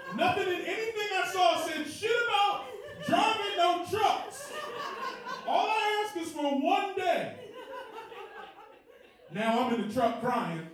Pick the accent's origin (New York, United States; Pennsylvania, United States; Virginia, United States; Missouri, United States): Virginia, United States; Woodbridge; I'm from the D.C. area. I'm from Northern Virginia, which is different